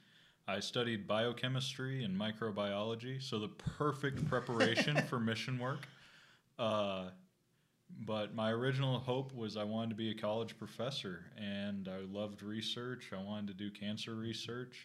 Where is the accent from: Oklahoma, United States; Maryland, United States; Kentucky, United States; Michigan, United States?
Oklahoma, United States; Moore; moved away as an adult; also born or lived in Stillwater, Oklahoma; now in Tulsa, United States; I'm originally from Moore, Oklahoma, Tornado Town, USA